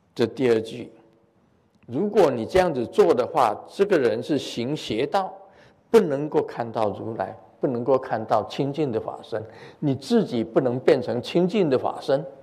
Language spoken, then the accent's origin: Chinese; Taiwan; 我们台湾很多从福建过来的